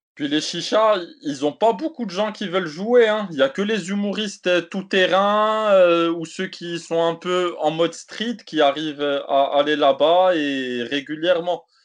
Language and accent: French; Morocco; je suis marocain, maghrébin, africain